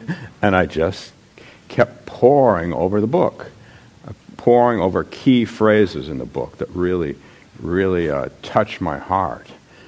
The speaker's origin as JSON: {"language": "English", "town": "Palo Alto", "region": "California", "country": "United States", "tie": "born or raised there", "also_born_or_lived": "Menlo Park / Atherton", "moved": "yes", "said": "When I was growing up in Palo Alto and Menlo Park and Atherton"}